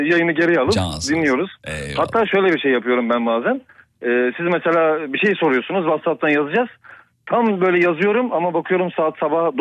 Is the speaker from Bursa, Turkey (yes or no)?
no; İzmit, Kocaeli, Turkey; İzmit Merkez Mevdelpaşa.